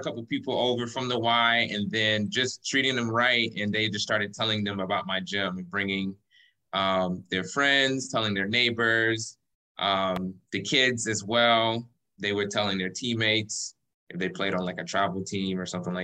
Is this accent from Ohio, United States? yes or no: yes; Cleveland, Ohio, United States; moved away as an adult; now in Lakewood Ranch, United States; I'm originally from Cleveland, Ohio